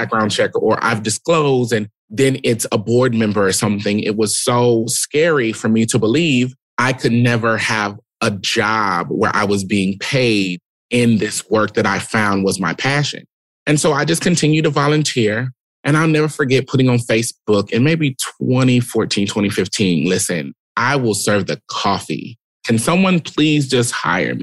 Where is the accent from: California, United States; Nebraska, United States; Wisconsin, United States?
Nebraska, United States; Omaha; Born and raised in Omaha, Nebraska, Midwest through and through.